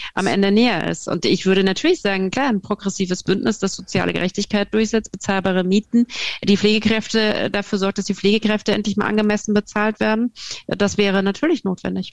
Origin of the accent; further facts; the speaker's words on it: Hesse, Germany; ich komme aus Hessen